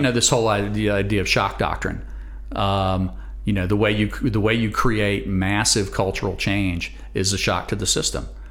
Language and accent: English; Roanoke, Virginia, United States; I'm a native Roanoke-er